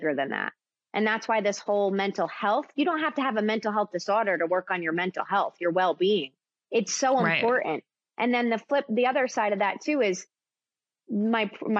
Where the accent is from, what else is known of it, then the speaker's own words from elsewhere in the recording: East Coast, United States; moved away as an adult; also born or lived in Connecticut / New York; now in Nashville, United States; I grew up in Connecticut and New York in the East Coast, and then I moved down to Nashville